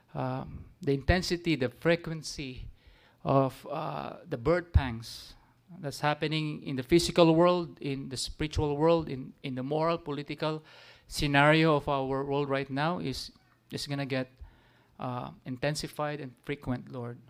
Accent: Philippines; Even as Gentiles, as Filipino

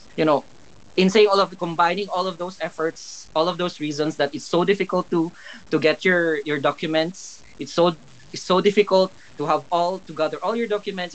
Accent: Philippines; moved away as an adult; now in United Kingdom; Growing up in the Philippines

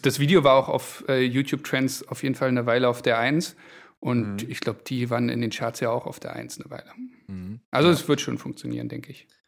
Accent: Berlin, Germany; also born or lived in Düsseldorf; Ich bin Berliner, habe aber in Düsseldorf studiert BWL

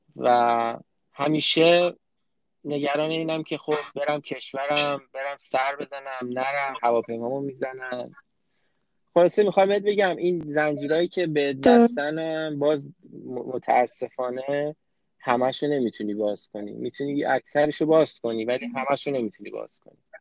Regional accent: Iran; moved away as an adult; also born or lived in France; now in Canada; فرهنگی که تو ایران باش بزرگ شدیم

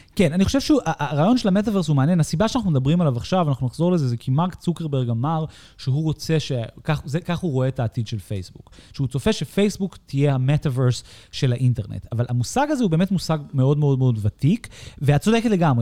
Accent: United States; now in Israel; אני כאמריקאי

